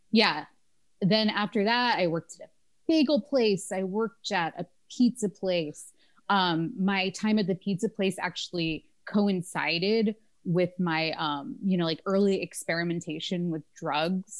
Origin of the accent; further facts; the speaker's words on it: Florida, United States; I grew up in Florida.